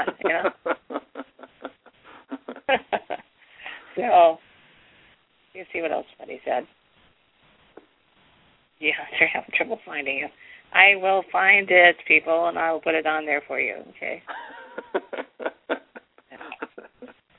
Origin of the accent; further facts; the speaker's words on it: Ohio, United States; I'm from Ohio too